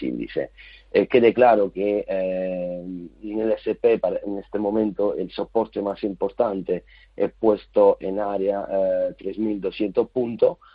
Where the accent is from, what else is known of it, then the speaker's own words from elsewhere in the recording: Italy; Spanish is a second language; siendo italiano